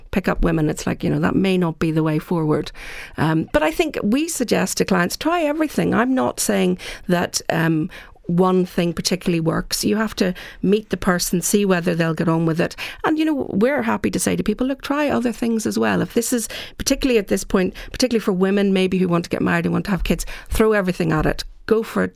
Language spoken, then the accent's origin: English; Ireland; we're Irish